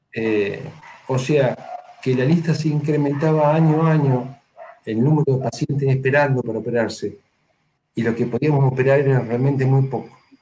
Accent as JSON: {"language": "Spanish", "country": "Argentina"}